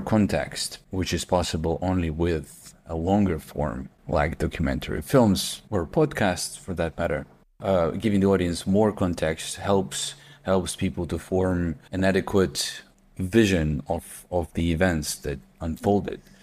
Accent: Kharkiv, Kharkiv Oblast, Ukraine; at that time I was in Kharkiv, in my hometown

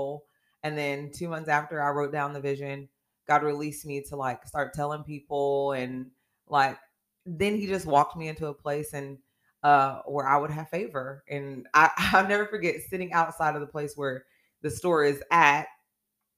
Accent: Oakland, California, United States; now in Chillicothe, United States; I'm born and raised in Oakland, California, and now residing here in Chillicothe, Ohio.

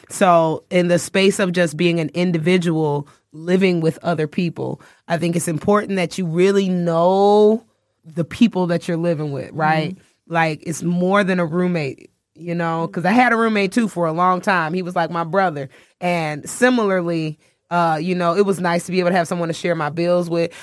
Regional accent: Mississippi, United States; moved away as an adult; also born or lived in Chicago, Illinois; now in Atlanta, United States; I was coming up in Chicago, growing up in Mississippi, mm-hmm. living my adult life in Atlanta

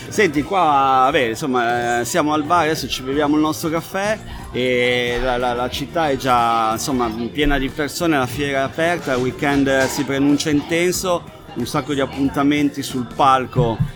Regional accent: Liguria, Italy; io sono ligure

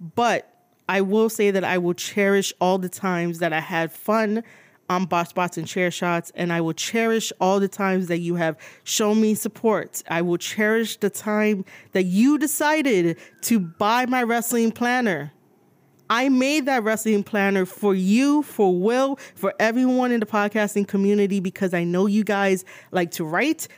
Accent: New York City, New York, United States; I was born and raised in New York City

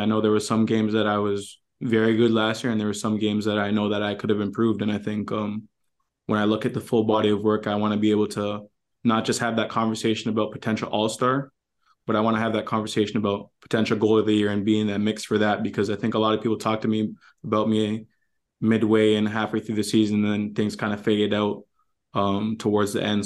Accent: Toronto, Ontario, Canada; moved away as an adult; now in Minnesota, United States; we grew up in Toronto

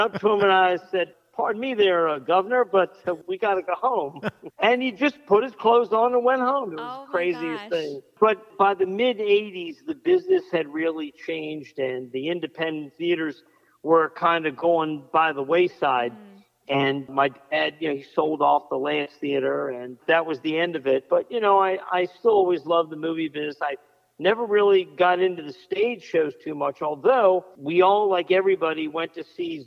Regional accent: Silver Spring, Maryland, United States; also born or lived in Washington, D.C.; I was born here in D.C., although when I was about four, we moved out to Montgomery County. We lived in a town called Silver Spring, Maryland, which is a stone's throw from the district line.

